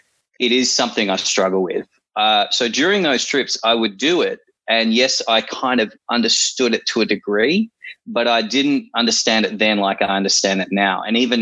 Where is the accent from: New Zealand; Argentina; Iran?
New Zealand; born there; accent: Kiwi; I guess I sounded Kiwi for a second then. I'm allowed to, because I was born in New Zealand.